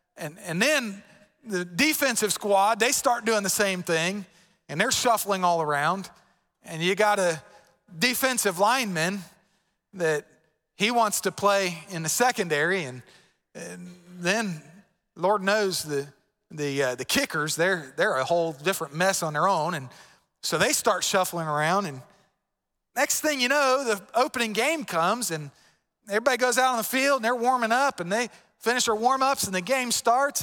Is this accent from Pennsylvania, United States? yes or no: no; Florida, United States; moved away; I'm from Florida